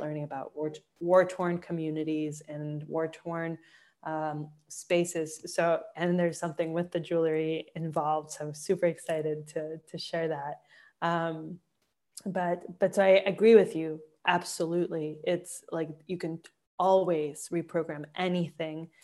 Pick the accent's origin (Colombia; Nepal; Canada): Colombia; I'm from Colombia, I worked with raw emerald